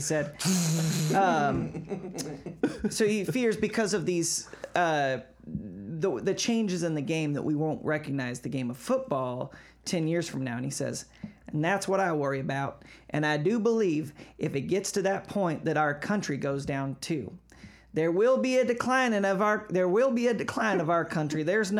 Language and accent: English; North Carolina, United States; Carolina. I'm from Carolina. I'm from North Carolina.